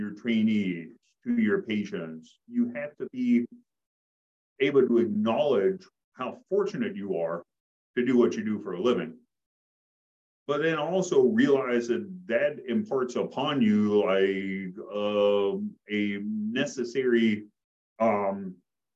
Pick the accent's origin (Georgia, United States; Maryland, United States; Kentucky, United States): Kentucky, United States; Appalachia, near Sharkey / Hillsboro; So I grew up in Appalachia, kind of middle of nowhere, back in the country, the nearest kind of crossroads was called Sharkey. The nearest post office was Hillsboro